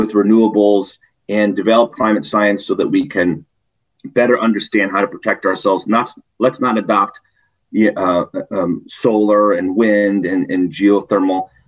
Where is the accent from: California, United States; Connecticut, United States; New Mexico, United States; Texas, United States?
Connecticut, United States; I was born and raised in Connecticut.